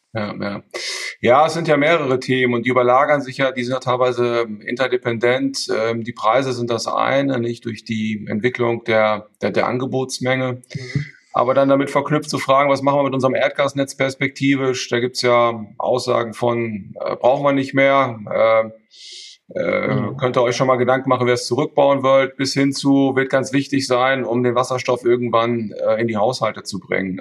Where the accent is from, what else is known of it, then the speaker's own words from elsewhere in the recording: Münster, North Rhine-Westphalia, Germany; moved away as an adult; also born or lived in Hamburg; now in Emden, Germany; Ich bin in, in, in Münster geboren, habe da auch in der Nähe, bin ich dann auch ähm, zur Schule gegangen